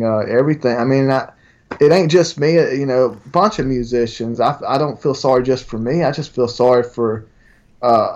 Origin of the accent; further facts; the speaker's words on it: LaGrange, Georgia, United States; I'm from LaGrange, very close to Alabama